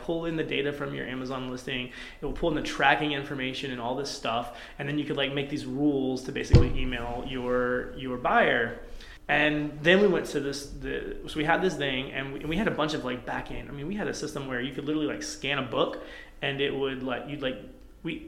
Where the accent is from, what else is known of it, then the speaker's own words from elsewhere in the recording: Athens, Georgia, United States; moved away as an adult; also born or lived in Atlanta, Georgia; now in Spokane, United States; we're from Atlanta, for Athens, Georgia, originally